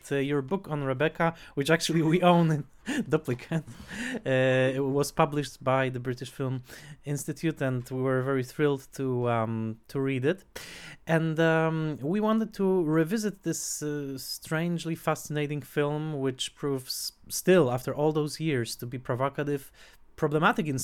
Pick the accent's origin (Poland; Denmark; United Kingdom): Poland; Tarnowskie Góry, Silesian Voivodeship; English is a second language; near my hometown, Notranskie Góry